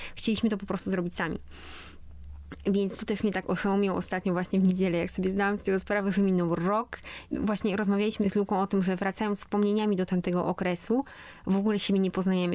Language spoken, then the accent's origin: Polish; Poland; moved away as an adult; w Polsce, zanim w ogóle wyjechałam stąd